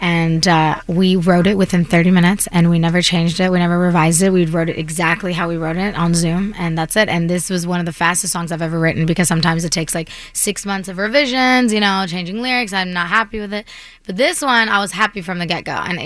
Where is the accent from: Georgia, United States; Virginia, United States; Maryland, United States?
Virginia, United States; now in Los Angeles, United States; I grew up in Virginia